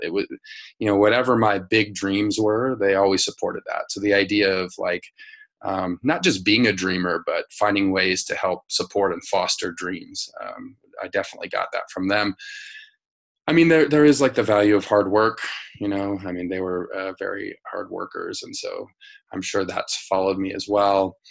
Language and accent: English; Denver, Colorado, United States; I grew up in Denver, Colorado, in like a working class uh, family.